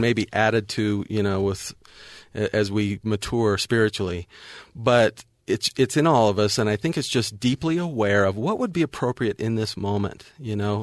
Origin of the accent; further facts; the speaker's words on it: North Las Vegas, Nevada, United States; I grew up in North Vegas